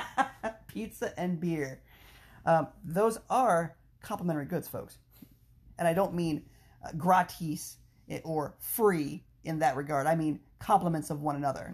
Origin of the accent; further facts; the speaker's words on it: Frederick, Maryland, United States; my hometown, Frederick, Maryland